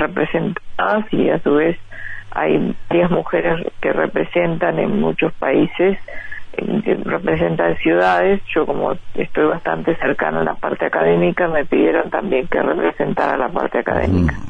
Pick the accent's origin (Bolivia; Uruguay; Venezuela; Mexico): Uruguay; moved away as an adult; now in Los Angeles, United States; desde que me fui de Uruguay